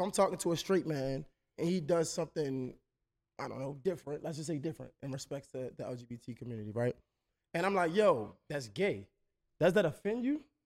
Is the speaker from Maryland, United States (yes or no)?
yes; Baltimore, Maryland, United States; I'm from Baltimore, but it's you would recognize it as D M V